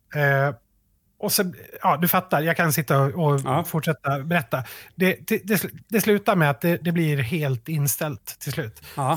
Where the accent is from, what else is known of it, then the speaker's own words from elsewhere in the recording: Sweden; vi som svenskar